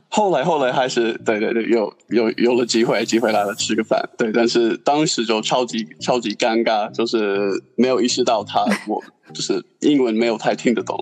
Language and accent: Chinese; New Zealand; Chinese is a second language; moved away as an adult; now in Beijing, China; 我是纽西兰人，然后我在纽西兰长大的那个地方，呃，算是一种， 呃，唐人街吧